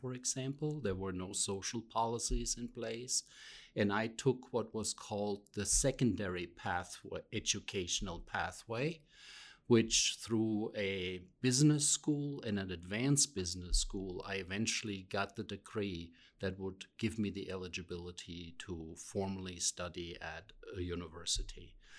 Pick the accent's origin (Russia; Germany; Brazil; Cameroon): Germany; Rhineland-Palatinate; moved away; also born or lived in Pennsylvania; I come from what is known as the Rhineland Palatinate area, but I'm not from that area that is more well known because of the wine growing region.